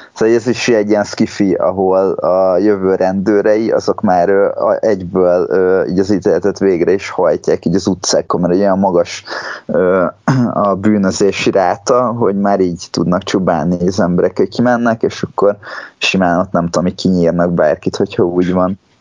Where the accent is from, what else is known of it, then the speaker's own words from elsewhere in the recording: Hungary; magyarok vagyunk